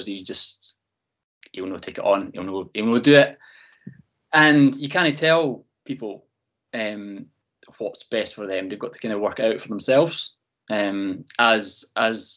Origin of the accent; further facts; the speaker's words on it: Fife, Scotland, United Kingdom; moved away as an adult; now in East Lothian, United Kingdom; So I'm from Fife, although I have lived in East Lothian now for 15, 20 years